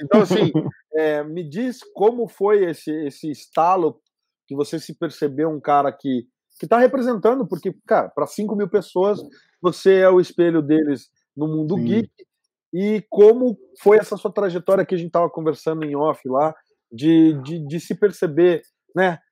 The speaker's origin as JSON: {"language": "Portuguese", "country": "Brazil", "said": "como brasileiro"}